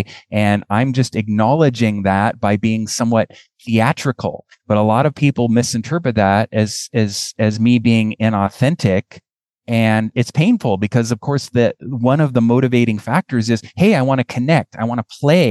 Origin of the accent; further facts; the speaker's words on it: United States; I'm American